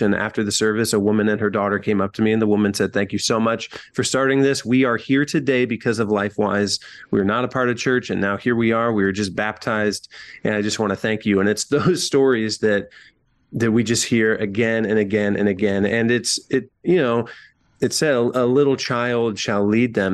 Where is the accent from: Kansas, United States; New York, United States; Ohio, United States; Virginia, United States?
Ohio, United States; rural Northwest; now in Columbus, United States; in my hometown, I don't live there anymore. I live in Columbus, Ohio. But in small rural Northwest Ohio